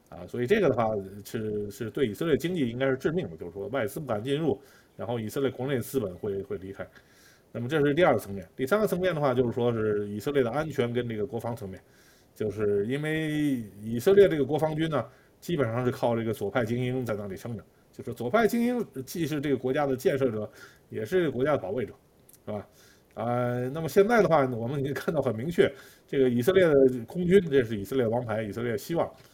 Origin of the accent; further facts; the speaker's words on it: China; now in Israel; 我们中国人